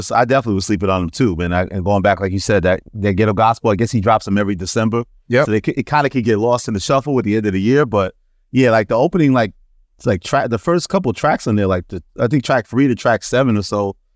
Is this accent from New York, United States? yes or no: yes; New York City, New York, United States; growing, growing up in Queens